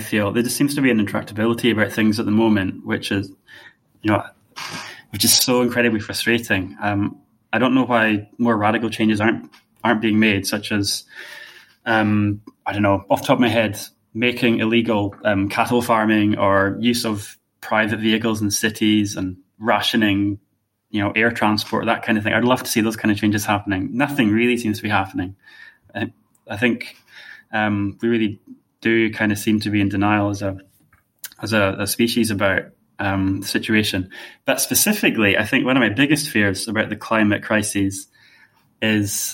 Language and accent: English; Inverness, Scotland, United Kingdom; I'm from Inverness in the Highlands of Scotland